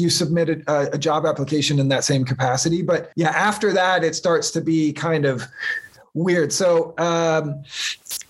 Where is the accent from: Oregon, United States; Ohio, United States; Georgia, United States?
Oregon, United States; Portland; moved away; also born or lived in California; I grew up outside of Portland, Oregon.